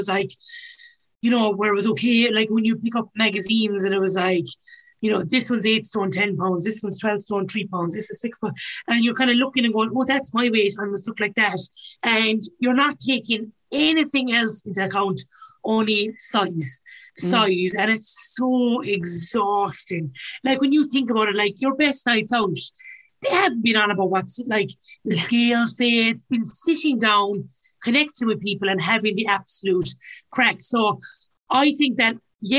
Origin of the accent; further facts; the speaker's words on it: Ireland; us as Irish